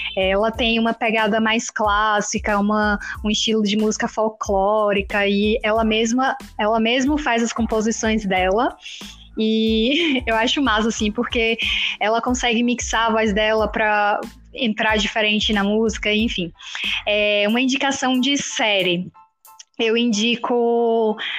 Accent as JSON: {"language": "Portuguese", "town": "Jequié", "region": "Bahia", "country": "Brazil", "said": "eu sou de Jiquié"}